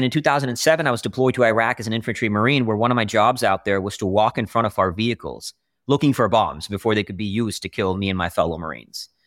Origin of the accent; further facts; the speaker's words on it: Austin, Texas, United States; also born or lived in India; I was born in India, moved around a lot, moved to Austin, Texas at 13.